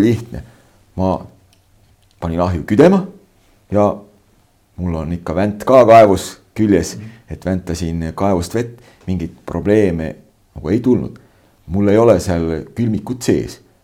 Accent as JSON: {"language": "Estonian", "region": "Võru County", "country": "Estonia", "tie": "born or raised there", "also_born_or_lived": "Setomaa", "moved": "yes", "said": "mu sünnikodu paikneb äh, nüüd uue administratiivse jaotuse järgi siis äh, Võru maakonna Võru valla Kliimakülas"}